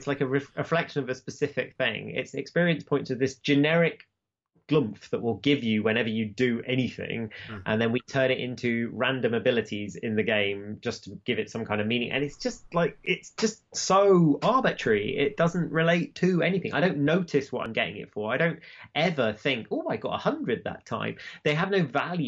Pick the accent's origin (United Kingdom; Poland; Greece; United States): United Kingdom; I'm British